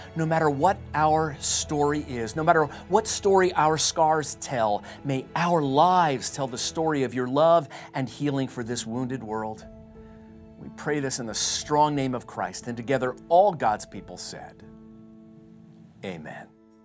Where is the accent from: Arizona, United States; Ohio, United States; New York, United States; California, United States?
Arizona, United States; Tucson; my hometown of Tucson, Arizona